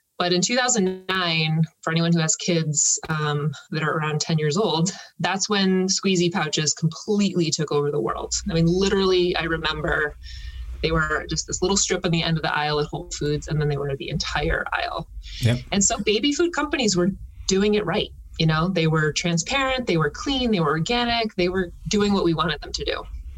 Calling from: Summit, New Jersey, United States; also born or lived in Manhattan, New York; I am calling in from Summit, New Jersey. Summit.

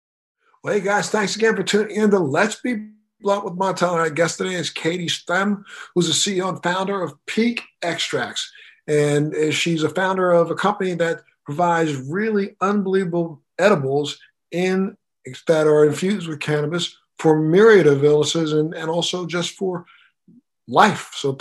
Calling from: Miami, Florida, United States; I'm calling you from, I'm zooming in from Miami, Florida.

